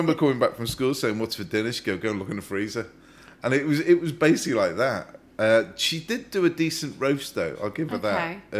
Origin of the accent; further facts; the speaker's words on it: Wallasey, North West England, United Kingdom; moved away as an adult; And I'm from Wallasey, which again has got all the shops that I grew up with, like John Menzies and Debenhams.